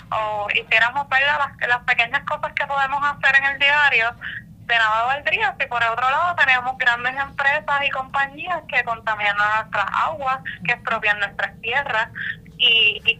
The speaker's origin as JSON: {"language": "Spanish", "town": "Loíza", "country": "Puerto Rico", "tie": "born or raised there", "said": "nací y me crié en Loíza"}